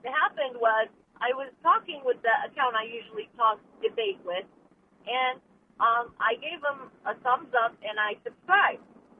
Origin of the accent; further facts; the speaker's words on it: Chicago, Illinois, United States; born there; from Chicago. I was born there.